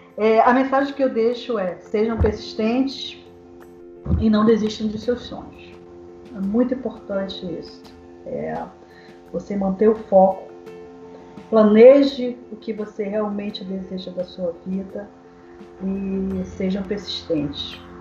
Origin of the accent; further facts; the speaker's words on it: Belém, Pará, Brazil; moved away; eu sou paraense, mas eu sou um pouco paraense assim, meio espírito, meio cigano